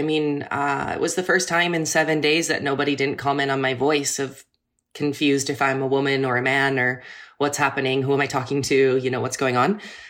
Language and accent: English; Wisconsin, United States; I am from Wisconsin, Catholic.